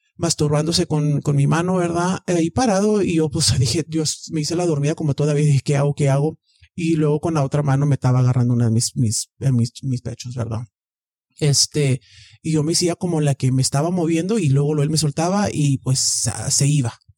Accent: Texas, United States; soy de aquí, de Texas.

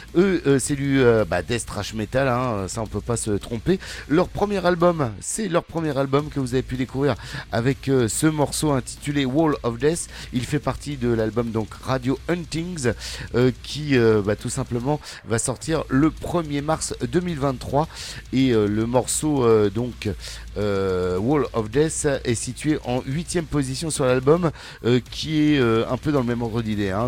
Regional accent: Rouen, Normandy, France; now in Ariège, France; moi je suis de Rouen. Ah je suis en Ariège, mais je suis de Rouen à la base

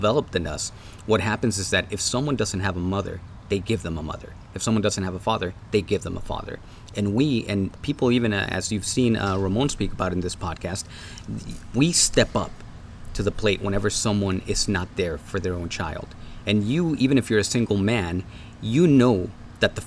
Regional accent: Mexico; now in United States; I grew up in Mexico

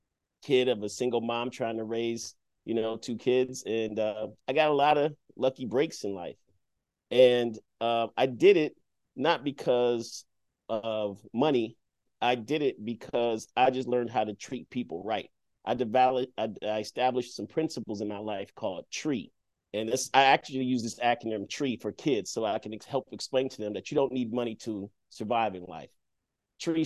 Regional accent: Detroit, Michigan, United States; growing up in Detroit

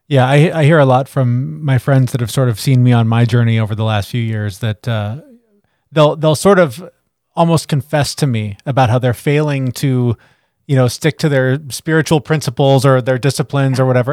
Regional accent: Seattle, Washington, United States; I'm from Seattle. I grew up, like you said, in the grunge era

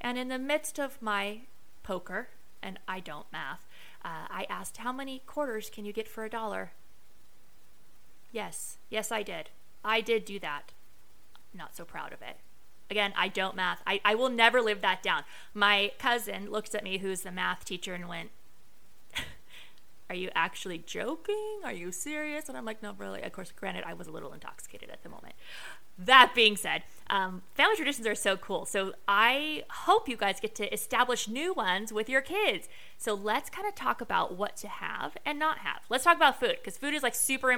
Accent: Las Vegas, Nevada, United States; I am from Vegas

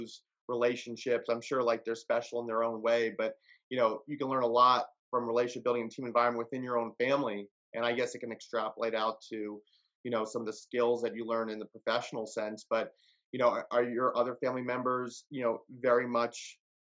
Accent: Tampa, Florida, United States; born or raised there

